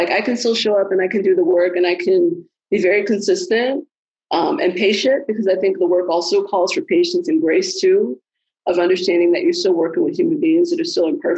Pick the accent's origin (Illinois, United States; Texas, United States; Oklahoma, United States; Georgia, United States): Illinois, United States; Chicago; I'm originally from the South Side of Chicago